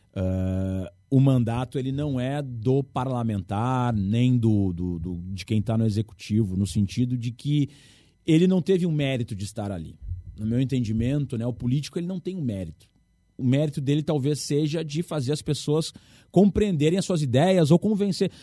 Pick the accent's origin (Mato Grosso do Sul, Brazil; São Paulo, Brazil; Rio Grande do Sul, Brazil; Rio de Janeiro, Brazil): Rio Grande do Sul, Brazil; no nosso estado